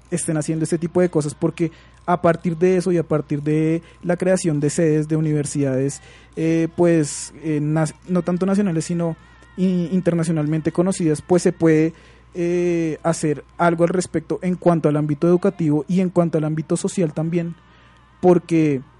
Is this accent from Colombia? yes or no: yes; Colombia; que es algo bien importante y que por supuesto siempre nos incumbe a nosotros como colombianos